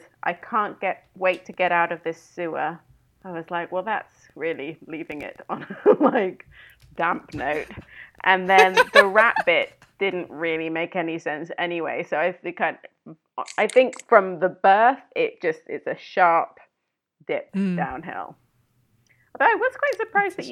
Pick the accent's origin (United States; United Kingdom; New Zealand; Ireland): United Kingdom; when you're kind of a teenager in the UK